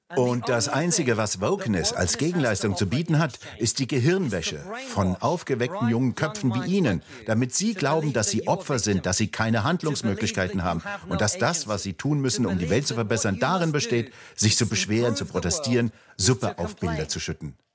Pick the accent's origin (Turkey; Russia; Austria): Russia; now in United Kingdom; Ich komme aus Russland